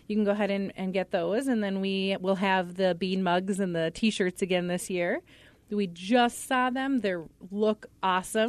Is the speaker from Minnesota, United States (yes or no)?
yes; Pequot Lakes, Minnesota, United States; moved away as an adult; I was born and raised in Pequot and went to school kindergarten through twelfth grade at Pequot Lakes